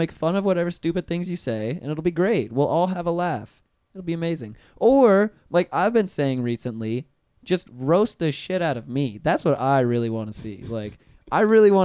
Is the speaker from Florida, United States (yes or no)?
yes; Pensacola, Florida, United States; moved away as an adult; now in Orlando, United States; I'm a transplant because I'm originally from Pensacola